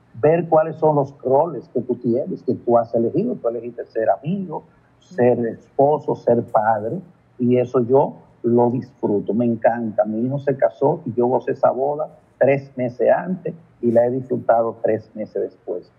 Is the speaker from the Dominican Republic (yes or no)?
yes; Licey al Medio, Santiago, Dominican Republic; Yo soy de Santiago, de Licey al y viajo una vez cada 15 días por asunto de trabajo